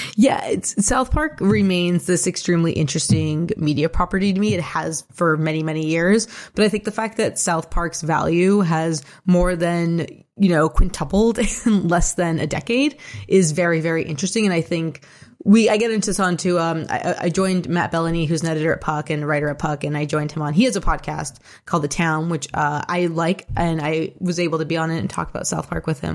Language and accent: English; Toronto, Ontario, Canada; I was born and raised in Toronto.